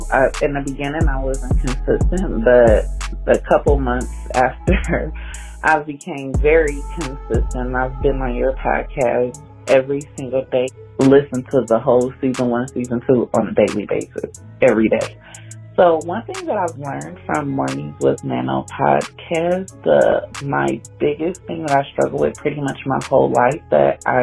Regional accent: Detroit, Michigan, United States; I'm from Detroit, Michigan.

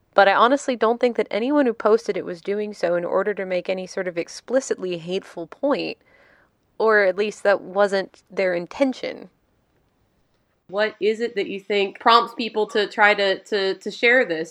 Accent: the American South, United States; my own biography as a Southerner

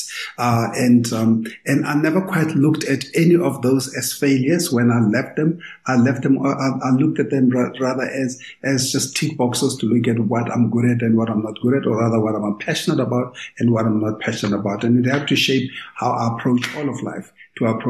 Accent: Kimberley, Northern Cape, South Africa; I'm from born and raised in Kimberley.

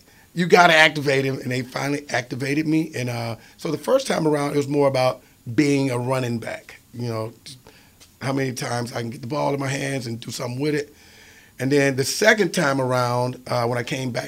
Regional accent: Philadelphia, Mississippi, United States; my hometown of Philadelphia, Mississippi

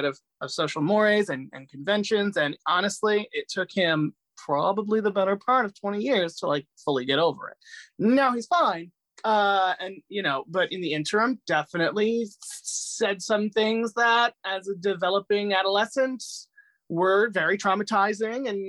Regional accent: Fairfield County, Connecticut, United States; also born or lived in Medellin, Colombia; I grew up in a small town in Connecticut

